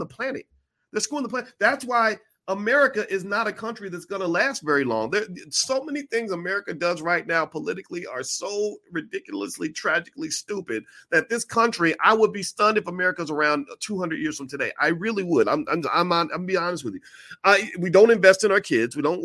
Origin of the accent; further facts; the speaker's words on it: Kentucky, United States; now in Illinois, United States; Kentucky, my home state